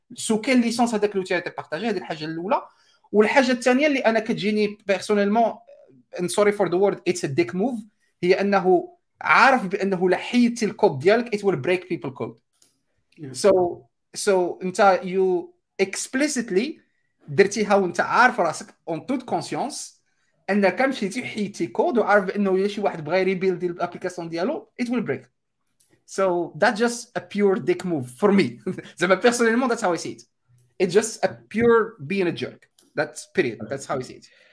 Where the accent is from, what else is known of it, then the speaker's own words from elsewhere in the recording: Morocco; عندنا في المغرب